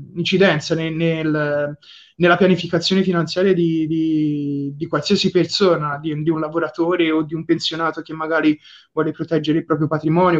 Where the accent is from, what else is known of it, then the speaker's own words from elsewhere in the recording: Livorno, Tuscany, Italy; vengo da Livorno